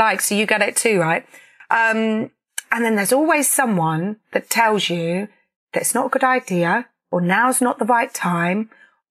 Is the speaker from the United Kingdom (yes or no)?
yes; Peterborough, East of England, United Kingdom; where I grew up in Peterborough